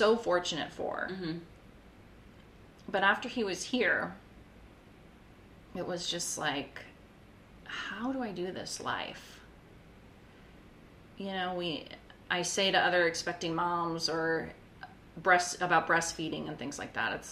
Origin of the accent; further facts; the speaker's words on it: Wisconsin, United States; also born or lived in North Dakota; now in Corpus Christi, United States; I'm from Wisconsin originally